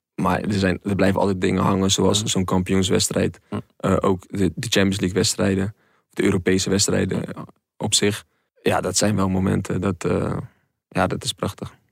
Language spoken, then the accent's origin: Dutch; Netherlands; moved away; also born or lived in North Brabant / Rotterdam; kom uit Dolen en dat ligt ook net tegen de rand van Zeeland aan. Dus je bent ook heel snel weer in Brabant. Scholen heb ik in Brabant gehad en in Rotterdam.